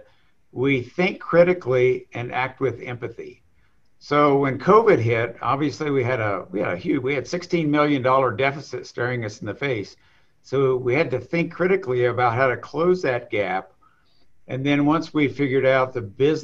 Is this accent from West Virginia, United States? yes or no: yes; southern West Virginia, United States; So I grew up in southern West Virginia, in a little coal mining town